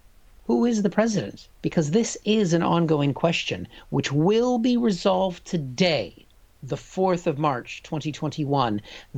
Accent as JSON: {"language": "English", "country": "United States", "moved": "as an adult", "lives_now": "London, United Kingdom", "said": "I'm an American"}